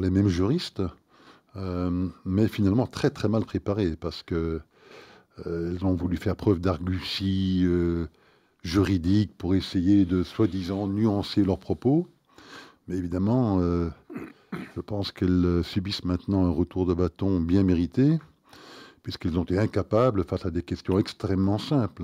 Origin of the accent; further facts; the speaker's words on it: Belgium; nous sommes belges